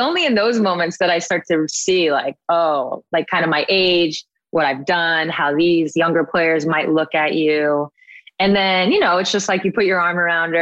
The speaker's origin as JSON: {"language": "English", "region": "New York", "country": "United States", "tie": "born or raised there", "moved": "yes", "lives_now": "Seattle, United States", "said": "my hometown bagel store"}